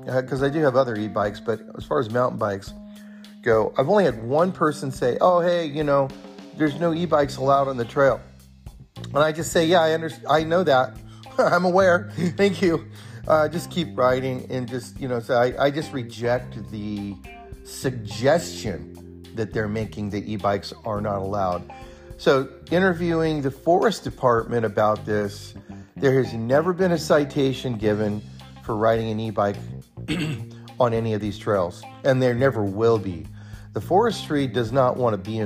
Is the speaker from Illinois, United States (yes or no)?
no; near Bear Valley, California, United States; now in Bend, United States; I grew up near Bear Valley in California